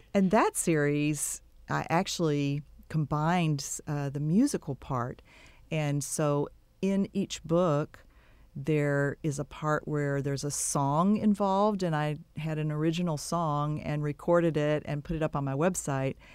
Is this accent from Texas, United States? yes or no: yes; Texas City, Texas, United States; also born or lived in Waco, Texas / Dallas, Texas / Giddings, Texas; now in Bryan-College Station, United States; I grew up, uh, was born and raised in Texas City, down on the coast